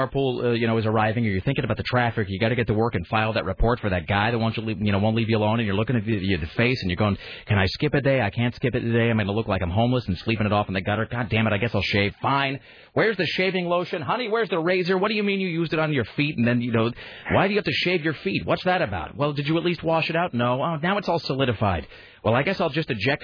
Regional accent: Southeast Washington, United States; I was in Southeast Washington

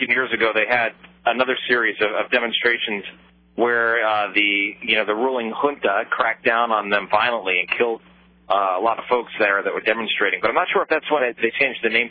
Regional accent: New York City, New York, United States; as a New Yorker

